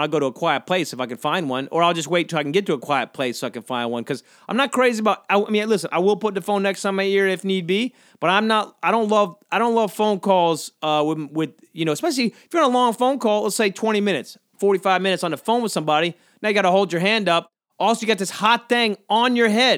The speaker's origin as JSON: {"language": "English", "region": "Georgia", "country": "United States", "tie": "born or raised there", "said": "I grew up, I grew up, uh, near the beach on Georgia"}